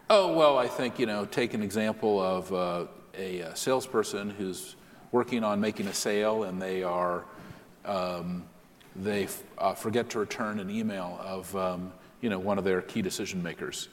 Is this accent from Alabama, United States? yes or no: no; San Francisco, California, United States; I'm a native San Franciscan. I was mm-hmm. born a few blocks from this building